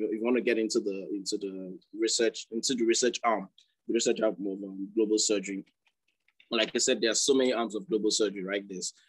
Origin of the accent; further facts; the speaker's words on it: Nigeria; I mean, as a Nigerian right now, I mean, you know, being a medical student or, you know, or young medical professional